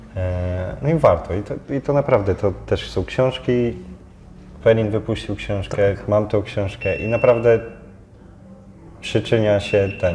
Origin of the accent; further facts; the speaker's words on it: Lidzbark, Poland; also born or lived in Gdańsk; now in Warsaw, Poland; pochodzę z Lidzbarka